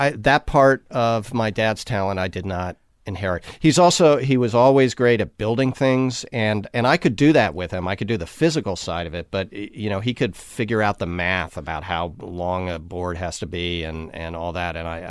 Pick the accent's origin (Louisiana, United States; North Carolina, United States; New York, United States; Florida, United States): New York, United States; now in Connecticut, United States; I grew up in New York. I live in Connecticut now. I live, like, 2 hours out of the city.